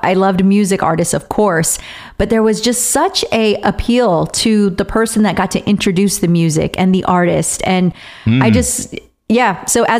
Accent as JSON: {"language": "English", "town": "Riverside", "region": "California", "country": "United States", "tie": "born or raised there", "said": "Riverside, which is my hometown"}